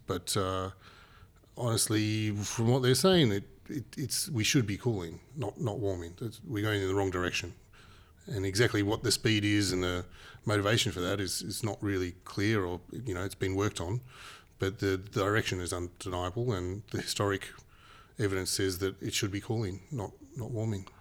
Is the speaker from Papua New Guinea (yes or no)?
yes; Papua New Guinea; now in Australia; I, not from Australia originally. I was born and, and raised in Papua New Guinea.